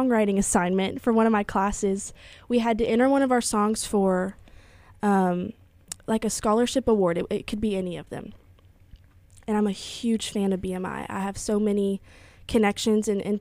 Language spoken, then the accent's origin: English; Lindale, Texas, United States; also born or lived in Austin, Texas; now in Nashville, United States; I'm originally from East Texas, Lindale, Texas